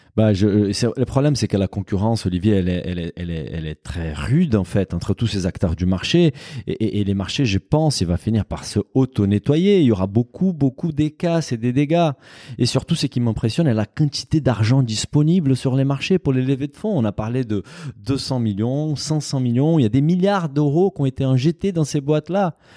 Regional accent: Brazil; moved away; mon pays d'origine

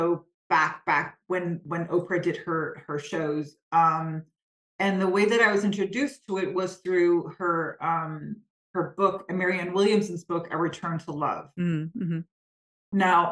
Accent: Copenhagen, Capital Region of Denmark, Denmark; born and raised in Copenhagen

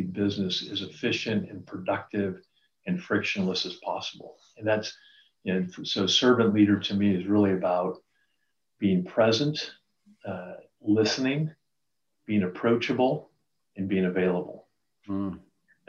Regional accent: Reno, Nevada, United States; I grew up in Reno, Nevada

